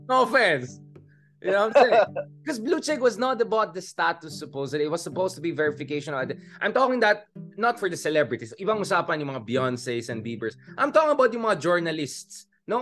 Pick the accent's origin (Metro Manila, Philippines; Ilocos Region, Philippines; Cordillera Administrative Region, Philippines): Cordillera Administrative Region, Philippines; Baguio; I'm from Baguio, UP, etc.